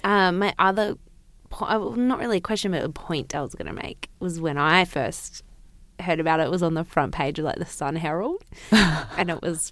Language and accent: English; Newcastle, New South Wales, Australia; growing up in Newcastle.